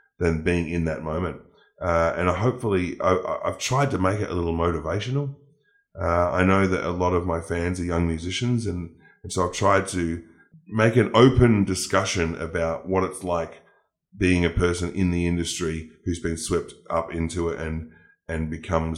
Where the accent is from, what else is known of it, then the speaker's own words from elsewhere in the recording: Melbourne, Victoria, Australia; in Melbourne, in my hometown